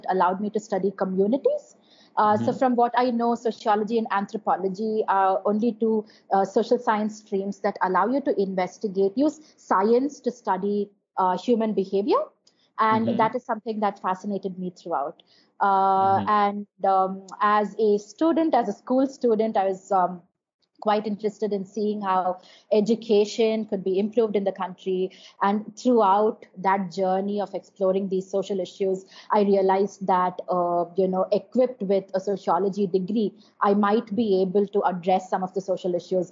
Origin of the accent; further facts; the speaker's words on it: Chennai, Tamil Nadu, India; also born or lived in Madurai; I grew up in Madurai and Chennai most of my time.